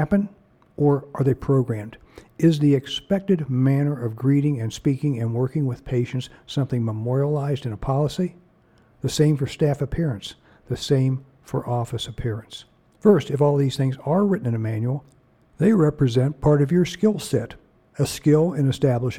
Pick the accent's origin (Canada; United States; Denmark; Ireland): United States; Ohio; I'm from Ohio